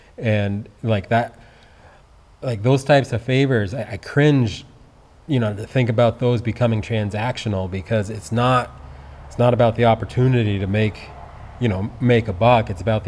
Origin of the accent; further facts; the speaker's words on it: Peacham, Vermont, United States; So I grew up here in Peacham.